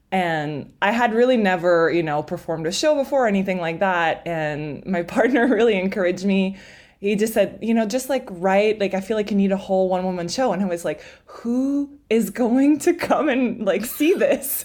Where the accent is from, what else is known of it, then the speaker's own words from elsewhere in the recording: Montreal, Quebec, Canada; first language French; English is a second language; moved away; I'm from Montreal, like he said, French is my native language